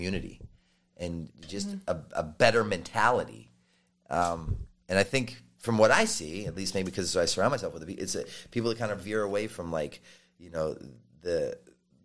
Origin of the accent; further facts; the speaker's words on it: Baltimore, Maryland, United States; I was from Baltimore